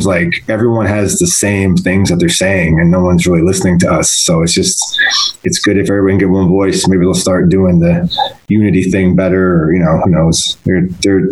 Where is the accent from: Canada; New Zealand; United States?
United States; Buffalo, New York; I grew up in Buffalo